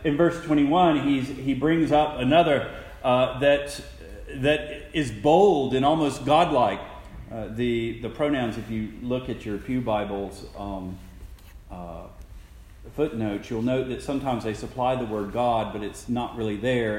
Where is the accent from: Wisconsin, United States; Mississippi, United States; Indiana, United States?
Mississippi, United States; Jackson; I'm from Jackson, Mississippi.